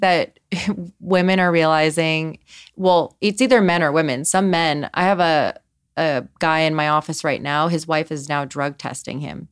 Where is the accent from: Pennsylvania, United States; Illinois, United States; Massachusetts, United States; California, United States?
California, United States; Los Angeles; grew up in Los Angeles